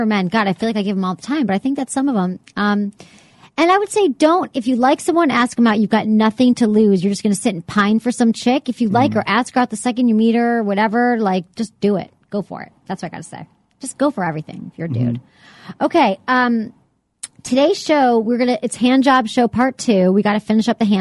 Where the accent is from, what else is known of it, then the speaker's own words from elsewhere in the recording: Detroit, Michigan, United States; moved away; my hometown paper, the Detroit Free Press